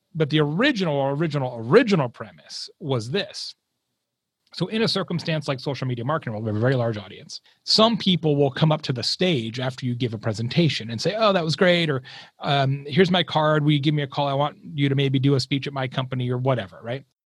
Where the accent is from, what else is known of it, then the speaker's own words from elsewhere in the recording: Arizona, United States; also born or lived in Tucson, Arizona; I grew up in the Southwest. I'm from Arizona went to school in Tucson